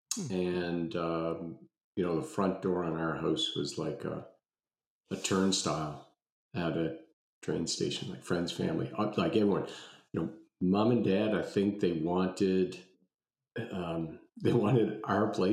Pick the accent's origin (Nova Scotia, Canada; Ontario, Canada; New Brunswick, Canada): Nova Scotia, Canada; Halifax; I grew up in Halifax and we moved around a whole bunch of times, what seemed like a whole bunch of times, probably four or five by the time I got to grade six